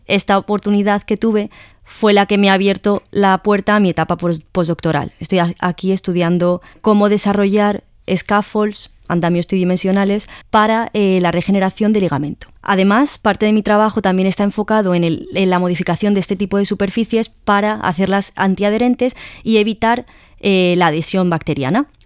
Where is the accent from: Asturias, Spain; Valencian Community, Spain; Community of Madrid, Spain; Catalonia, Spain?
Community of Madrid, Spain; Madrid; soy de Madrid y tengo 29 años